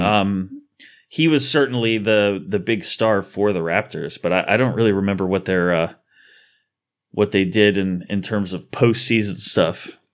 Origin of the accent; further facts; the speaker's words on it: United States; I'm American.